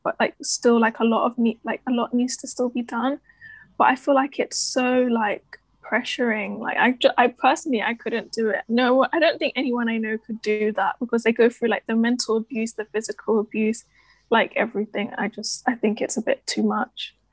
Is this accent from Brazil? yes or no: no; London, United Kingdom; I'm from London and I'm studying journalism at the University of Essex